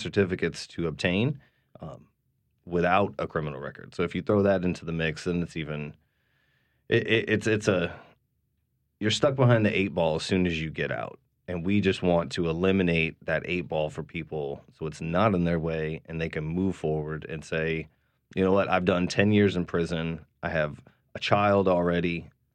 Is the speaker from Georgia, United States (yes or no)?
no; Massachusetts, United States; now in New Orleans, United States; I'm from Massachusetts